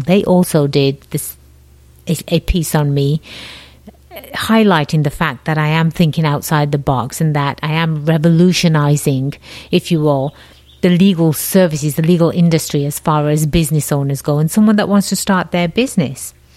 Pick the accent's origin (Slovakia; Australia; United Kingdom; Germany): United Kingdom; England; moved away as an adult; now in United States; I have a slight accent. Yes, I do. I was born and raised in England, the jolly old land across the pond